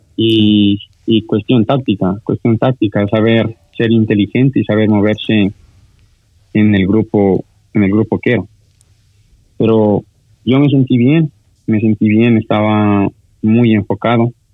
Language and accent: Spanish; Sucumbíos, Ecuador; somos de, de Sucumbíos, pero sigue siendo norte